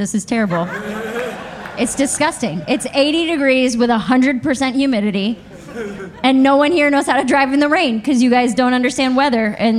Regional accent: Ohio, United States; I'm from Ohio

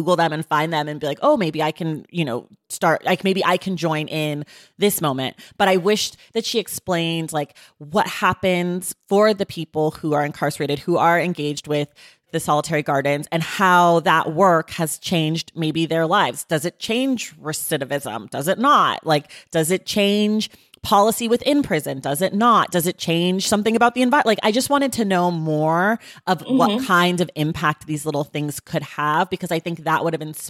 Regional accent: United States; born there; I am an American. I was born in America. I was raised by people who were born in America.

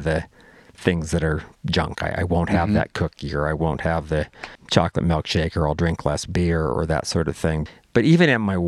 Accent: Madras, Oregon, United States; I grew up in Madras, which is 20 miles away

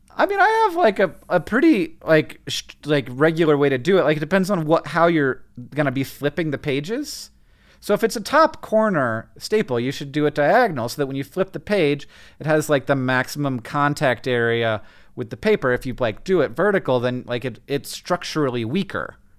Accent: Florida, United States; I grew up in Florida

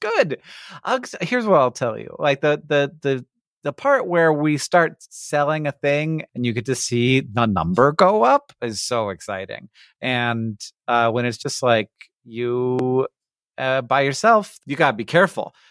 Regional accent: Florida, United States; I grew up in Florida

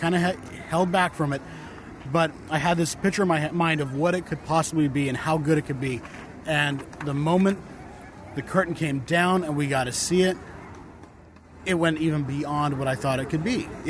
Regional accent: Utah, United States; I'm from Utah, so I have Monument Valley

